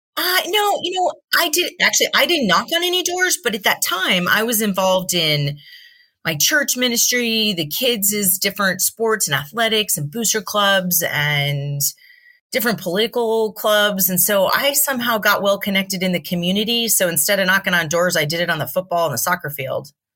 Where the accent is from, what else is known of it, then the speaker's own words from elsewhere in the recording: Southern California, United States; also born or lived in Yucca Valley, California; I was born and raised in Southern California